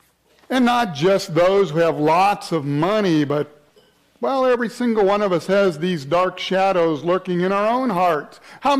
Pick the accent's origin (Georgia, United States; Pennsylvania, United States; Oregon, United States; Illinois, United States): Georgia, United States; Atlanta; Anybody here from the south? I came from Atlanta, right?